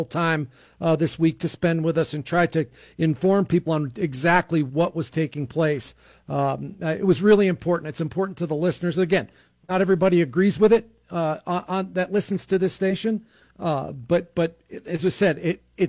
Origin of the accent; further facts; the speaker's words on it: New York, United States; moved away as an adult; now in New Mexico, United States; growing up in New York State